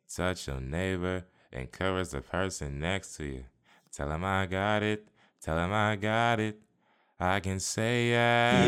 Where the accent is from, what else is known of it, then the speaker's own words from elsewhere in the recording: Tampa, Florida, United States; I'm from the Bay. I was born and raised in Tampa, the eight one three.